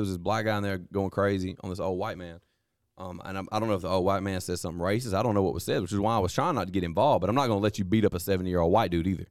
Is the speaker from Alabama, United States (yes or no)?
yes; Vernon, Alabama, United States; now in Lowndes County, United States; I grew up playing football in Lamar County at Vernon